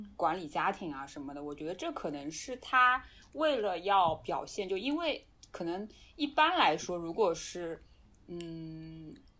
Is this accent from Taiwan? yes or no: no; China; 我们中国人讲要面子嘛